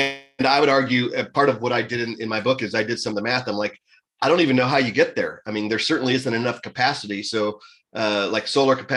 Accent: United States; as an American

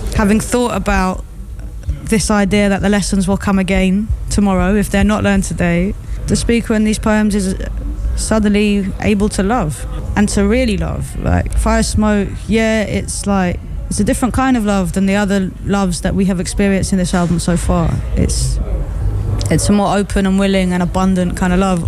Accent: United Kingdom; as a Brit

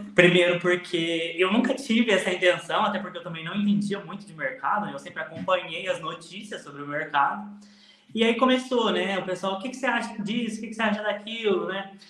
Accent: Ribeirão Corrente, São Paulo, Brazil; Eu sou de Ribeirão Corrente, uma, uma pequena cidade ao lado de Franca, uh, na Alta Mogiana Paulista

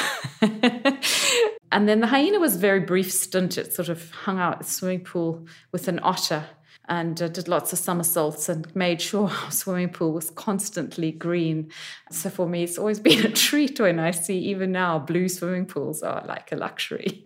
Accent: Zimbabwe; moved away; also born or lived in New York / South Africa; My home country, Zimbabwe

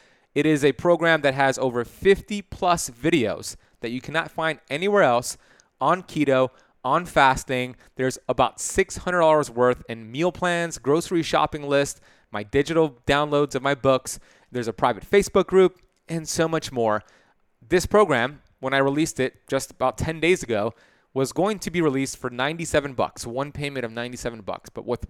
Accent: Miami, Florida, United States; I love it because I'm from Miami.

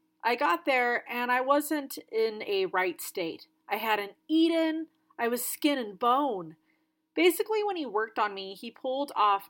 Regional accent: Singapore; also born or lived in Southeast Asia; now in Australia; I was born in Singapore, so I grew up in Southeast Asia and moved to Australia when I was in the middle of school.

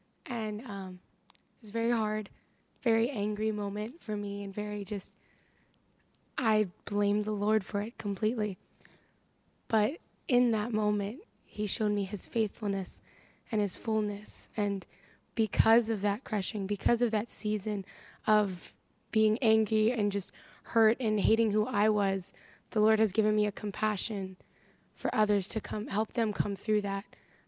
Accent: Harrisburg, Pennsylvania, United States; moved away; I'm 19, I'm from Harrisburg, Pennsylvania

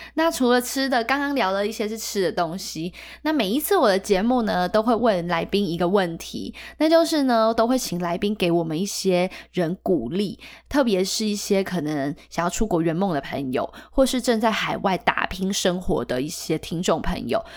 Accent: Taiwan; 可是对我们台湾人来讲，争辩就是吵架啊

